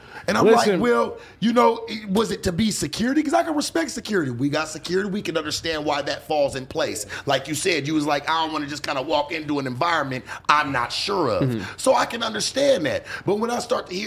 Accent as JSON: {"language": "English", "region": "West Coast", "country": "United States", "said": "I'm from the West Coast"}